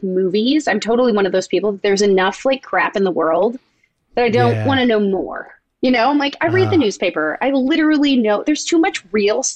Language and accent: English; Toronto, Ontario, Canada; moved away as an adult; also born or lived in Indiana; I grew up in Toronto